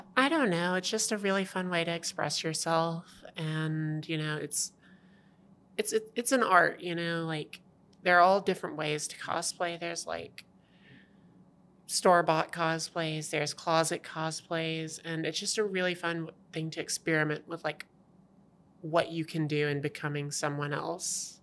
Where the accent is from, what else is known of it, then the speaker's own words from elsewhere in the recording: Savannah, Tennessee, United States; moved away as an adult; also born or lived in Alabama; I'm originally from Tennessee, from horrible place called Savannah.